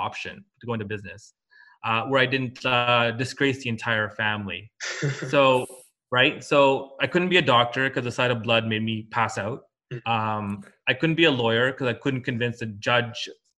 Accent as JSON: {"language": "English", "country": "Canada", "tie": "born or raised there", "said": "I was born and raised in Canada"}